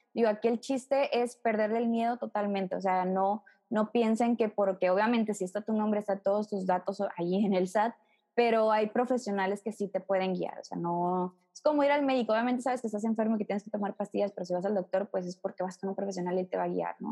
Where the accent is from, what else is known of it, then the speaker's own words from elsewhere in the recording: Mexico; nuestra obligación como mexicanos